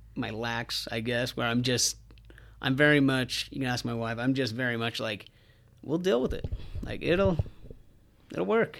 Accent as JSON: {"language": "English", "region": "Southern Utah", "country": "United States", "tie": "born or raised there", "said": "I grew up in Southern Utah and come from a big family"}